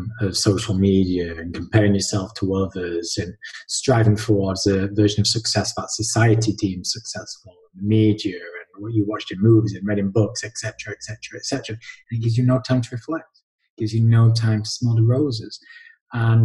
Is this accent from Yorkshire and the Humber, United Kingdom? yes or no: yes; Halifax, Yorkshire and the Humber, United Kingdom; Born and bred Halifax, done a bit of traveling here and there, but yeah, my roots are here